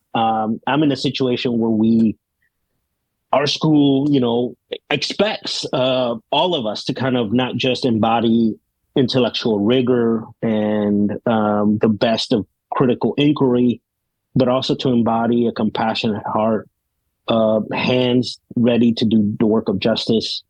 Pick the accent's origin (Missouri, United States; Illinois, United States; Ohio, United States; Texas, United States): Illinois, United States; Chicago; moved away; also born or lived in California / Puerto Rico / Denver; I ended up growing up in the South Side of Chicago, uh, the part that tourists don't like to go to.